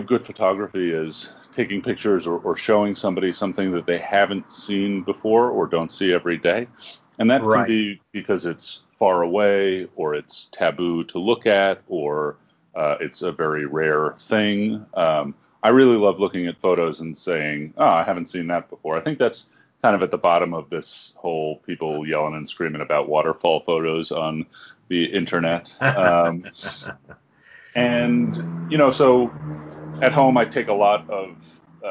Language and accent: English; New York, United States; moved away as an adult; now in Albuquerque, United States; I grew up in New York